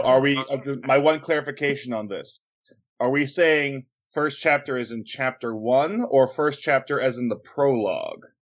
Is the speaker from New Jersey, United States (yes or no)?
yes; New Jersey, United States; I grew up in Jersey, so there's far better pizza around me than Domino's